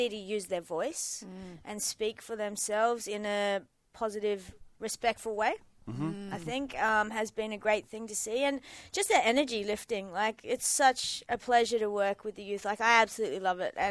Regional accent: Mandurah, Western Australia, Australia; I grew up in Mandurah and went to a pretty tough school

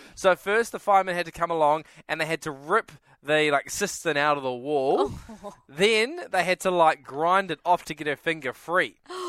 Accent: New Zealand; moved away; And it's from my home country.

